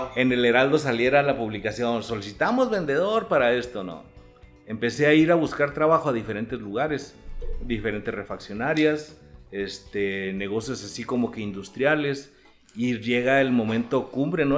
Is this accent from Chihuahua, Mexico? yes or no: yes; Chihuahua, Mexico; also born or lived in Delicias; nací en el 60, tengo 60. De Chihuahua. De aquí de Chihuahua